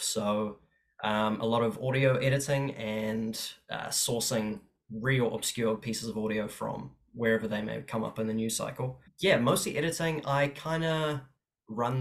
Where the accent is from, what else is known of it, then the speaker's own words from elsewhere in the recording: Auckland, New Zealand; also born or lived in Cape Town, South Africa / Walvis Bay, Namibia; originally I was born in Cape Town in South Africa. And then when I was three, we shifted over to Walvis Bay in Namibia, which is pretty much just a town next to a desert. And then when I was seven, we immigrated over to New Zealand, and I've just kind of been a shore boy